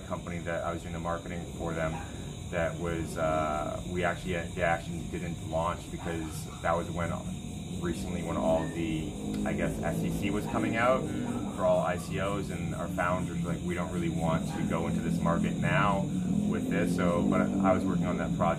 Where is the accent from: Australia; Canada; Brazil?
Canada; I'm from Canada